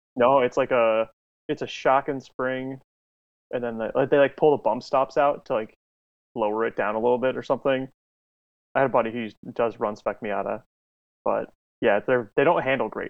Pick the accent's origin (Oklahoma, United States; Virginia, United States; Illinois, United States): Illinois, United States; outside Chicago; I'm from Illinois, outside of the city of Chicago